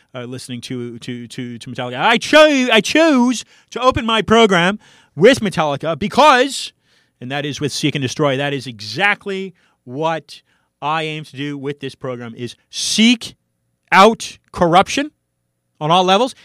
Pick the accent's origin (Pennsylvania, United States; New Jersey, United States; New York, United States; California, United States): California, United States; San Francisco; I hail from San Francisco